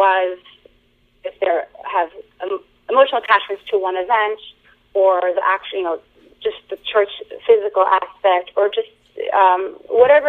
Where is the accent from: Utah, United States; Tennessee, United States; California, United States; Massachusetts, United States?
Massachusetts, United States; Boston; I'm American-born, so I was born and raised in the Boston area